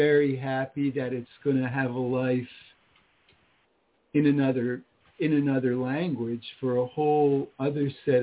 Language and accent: English; Florida, United States; also born or lived in Washington, D.C. area; now in Pittsburgh, United States; I'm originally from Florida, but I live now